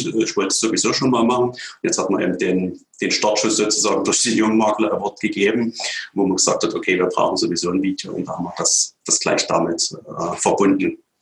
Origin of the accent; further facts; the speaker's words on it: Radebeul, Saxony, Germany; Ich stamme selber aus Radebeul, also habe meine ganze Jugendzeit in Radebeul verbracht, bin noch nie weggezogen.